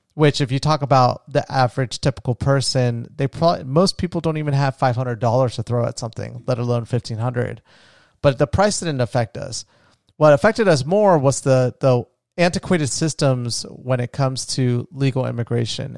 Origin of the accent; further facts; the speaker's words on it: United States; also born or lived in Colombia; I'm first generation American. I was born in the States.